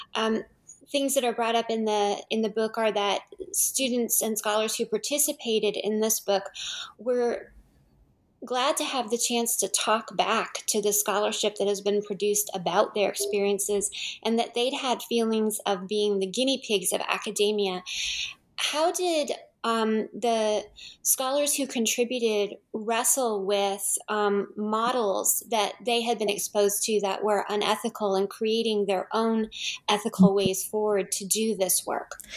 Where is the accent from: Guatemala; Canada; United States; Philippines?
United States; California; as a Californian